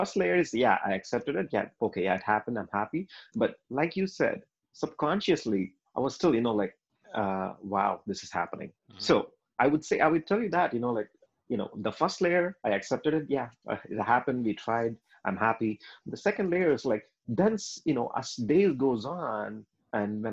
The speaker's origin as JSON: {"language": "English", "country": "India", "said": "we are Indian"}